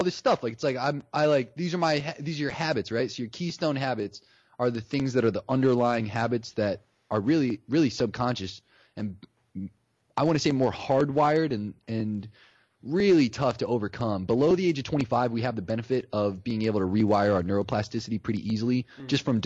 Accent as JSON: {"language": "English", "region": "Ohio", "country": "United States", "tie": "born or raised there", "said": "I grew up in Ohio"}